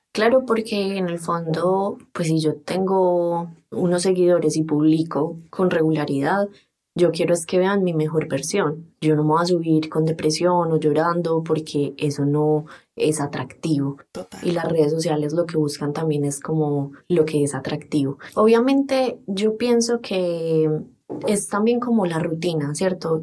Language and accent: Spanish; Antioquia, Colombia; accent: paisa; soy colombiana, y soy publicista